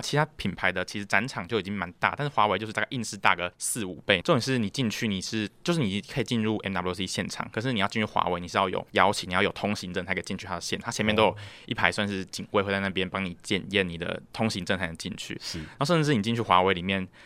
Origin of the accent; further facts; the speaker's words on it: Taiwan; 台湾来的